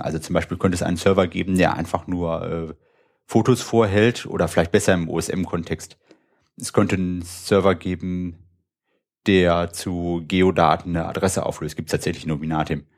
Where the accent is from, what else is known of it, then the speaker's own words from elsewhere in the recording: Wuppertal, North Rhine-Westphalia, Germany; also born or lived in Münster; ich komme aus Wuppertal, habe dort auch studiert